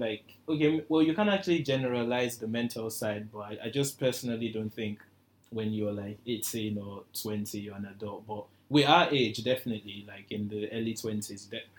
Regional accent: Nigeria; Being single as a Nigerian, like, especially as a guy.

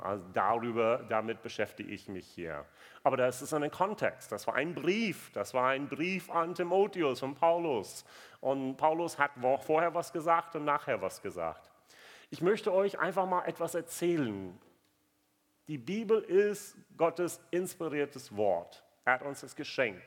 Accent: United States; German is a second language; moved away; ich bin Amerikaner

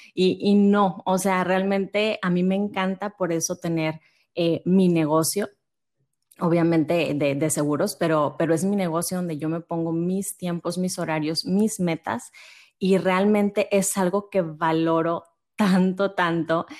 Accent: Monterrey, Nuevo León, Mexico; yo soy de acá de Monterrey

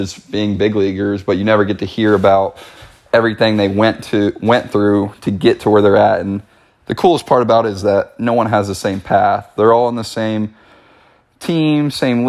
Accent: College Station, Texas, United States; I'm from College Station, Texas

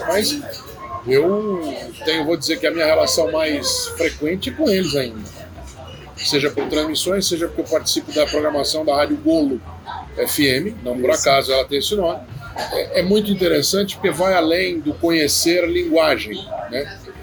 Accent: São Paulo, Brazil; also born or lived in Mozambique; eu sou paulista

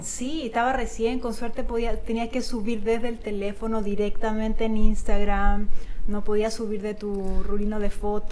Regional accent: Chile; moved away as an adult; also born or lived in Italy (ancestry); now in Mexico; nací en Chile y mis abuelos pues son italianos

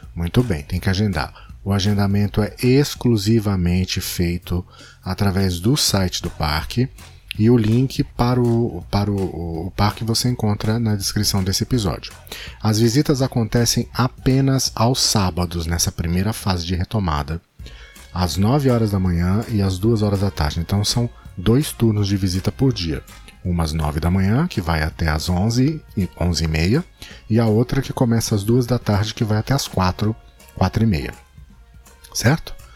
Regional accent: São Paulo, Brazil; moved away as an adult; now in Rio de Janeiro, Brazil; Eu sou paulista

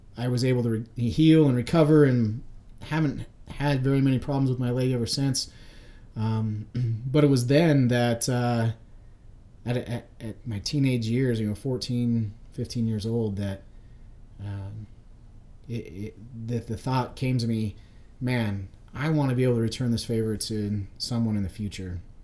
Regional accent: Nampa, Idaho, United States; I grew up in Nampa, Idaho

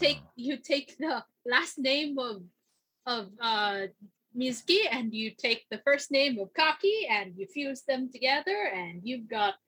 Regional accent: United States; I'm American.

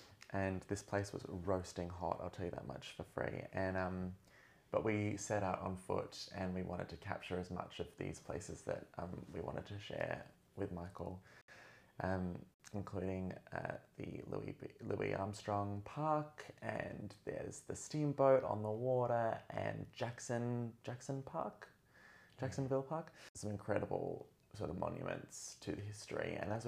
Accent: Australia; Everyone who knows I'm Australian, please forgive me for my Americanized pronunciation of some of these city names. I've kind of lost my way.

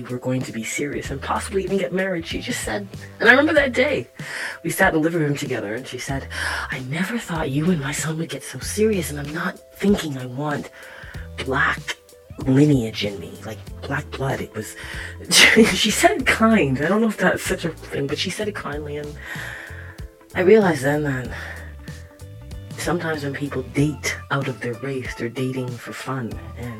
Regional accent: Toronto, Ontario, Canada; I was born in Scarborough, Ontario

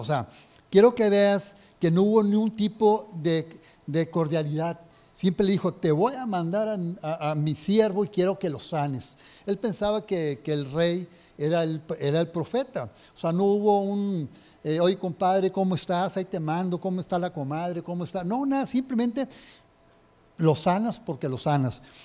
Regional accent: Linares, Nuevo León, Mexico; yo soy de Linares

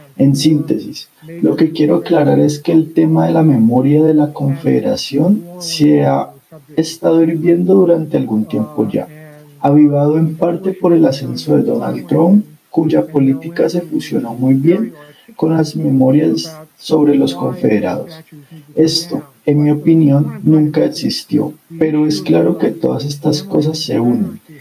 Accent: New York, United States; also born or lived in North Carolina; Aunque crecí en Nueva York, asistí a la Universidad de Carolina del Norte

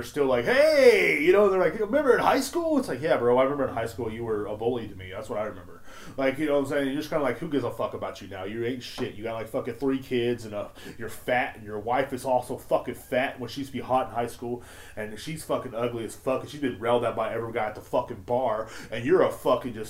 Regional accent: Texas, United States; I'm from Texas

